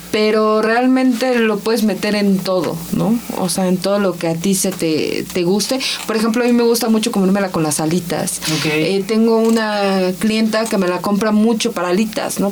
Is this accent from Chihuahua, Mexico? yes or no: no; Ensenada, Baja California, Mexico; moved away; yo soy de Ensenada, más California, ¿no? Y este, allá vivía y trabajé en una imprenta.